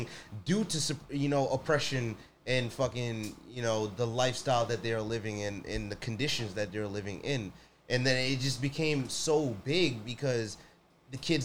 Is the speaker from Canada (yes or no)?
no; Jamaica; moved away; I was born in Jamaica.